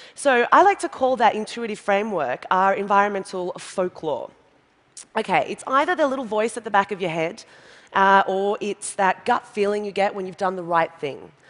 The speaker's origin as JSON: {"language": "English", "country": "Australia"}